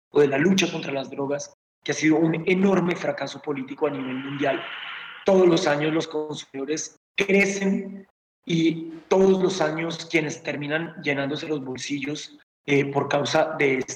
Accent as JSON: {"language": "Spanish", "country": "Colombia", "said": "Nos están violando todos los derechos como ciudadanos y como colombianos."}